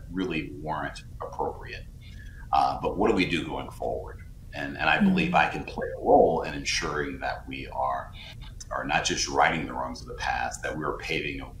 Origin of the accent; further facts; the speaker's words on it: South Carolina, United States; a black man who was born and raised in South Carolina